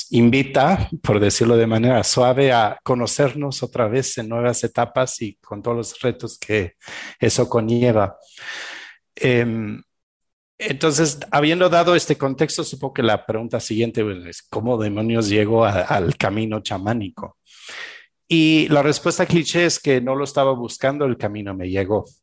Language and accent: Spanish; Belgium; Spanish is a second language; moved away; also born or lived in Argentina; Yo soy originario de Bélgica, eh, crecí